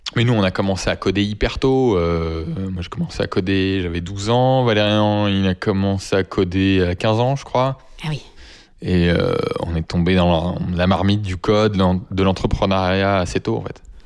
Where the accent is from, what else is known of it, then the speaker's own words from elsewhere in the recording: France; first language French; On parle juste dans notre langue natale